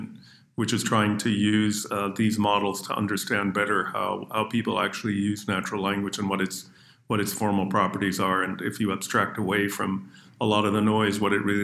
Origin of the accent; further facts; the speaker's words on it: Canada; accent: North American; moved away; also born or lived in Israel / United Kingdom; Growing up in Canada